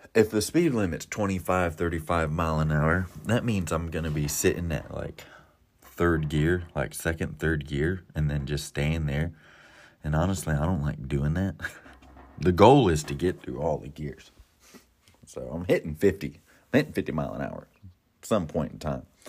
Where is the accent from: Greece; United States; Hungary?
United States; Florida; now in Ohio, United States; I'm from Florida